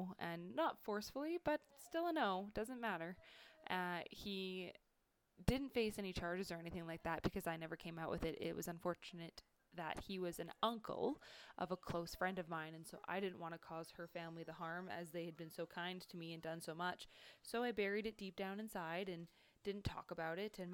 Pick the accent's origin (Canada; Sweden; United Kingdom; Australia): Canada; Kelowna, British Columbia; also born or lived in Armstrong, British Columbia / Fort McMurray, Alberta; I'm from Canada